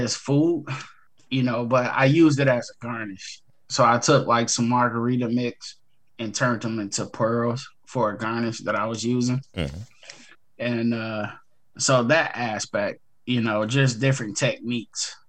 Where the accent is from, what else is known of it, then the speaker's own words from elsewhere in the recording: Detroit, Michigan, United States; I come from Detroit Public Schools